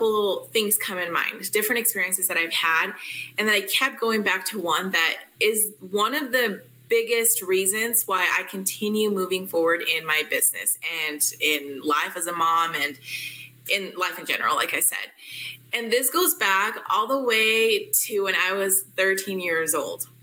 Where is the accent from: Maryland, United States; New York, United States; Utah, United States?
Utah, United States; I am from Utah